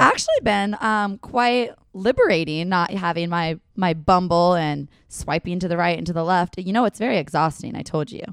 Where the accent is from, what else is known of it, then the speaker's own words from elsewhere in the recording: Washington, United States; I'm from Washington